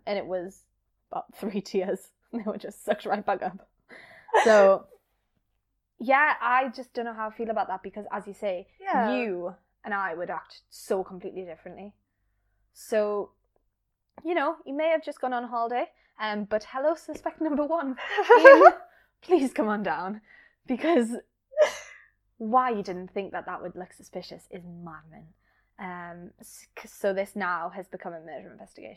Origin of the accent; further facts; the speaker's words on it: South Shields, North East England, United Kingdom; my hometown of South Shields